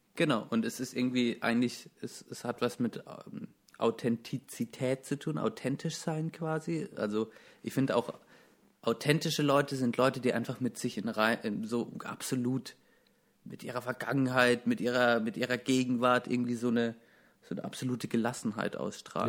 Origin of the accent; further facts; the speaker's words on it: Baden-Württemberg, Germany; ich komme aus einem der verhasstes, also Baden-Württemberg ist mit Bayern das Bundesland, das in Deutschland am meisten gehasst wird